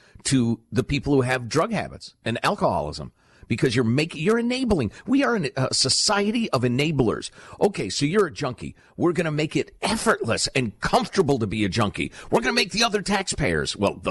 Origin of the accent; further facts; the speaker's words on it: Chicago, Illinois, United States; When I was a little kid growing up in Chicagoland, my parents subscribed to the Chicago Tribune